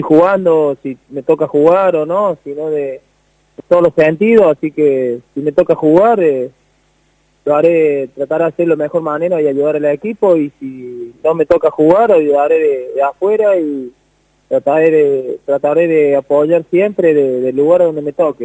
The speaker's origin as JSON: {"language": "Spanish", "town": "Saldán", "region": "Córdoba", "country": "Argentina", "tie": "born or raised there", "moved": "yes", "said": "yo nací siempre ahí, estuve siempre ahí"}